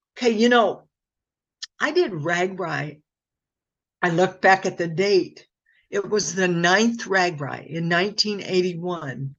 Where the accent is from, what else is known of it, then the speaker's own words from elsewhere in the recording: Muscatine, Iowa, United States; I'm from Muscatine